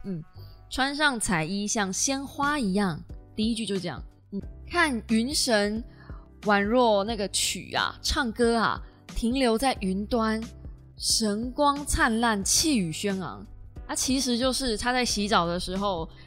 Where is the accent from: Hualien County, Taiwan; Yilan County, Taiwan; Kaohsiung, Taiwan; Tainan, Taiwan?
Kaohsiung, Taiwan; 我是高雄人，但是因为我妈妈是台南人